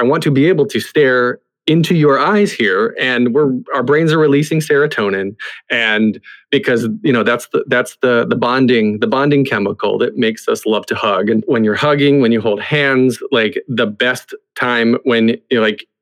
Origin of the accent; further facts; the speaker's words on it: the South, United States; I grew up in the South where religion came into a part of it